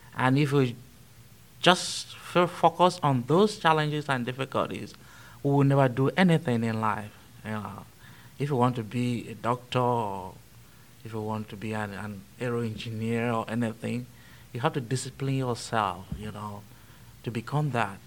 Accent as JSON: {"language": "English", "region": "Benue", "country": "Nigeria", "tie": "born or raised there", "moved": "as an adult", "said": "I was born in a little town called Kasnaala in Benue State, in central Nigeria"}